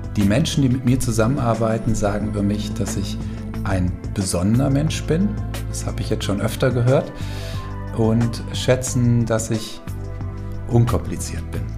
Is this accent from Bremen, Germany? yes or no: no; Falkenberg, Hesse, Germany; also born or lived in Giessen / Cologne; Aufgewachsen bin ich hier in Falkenberg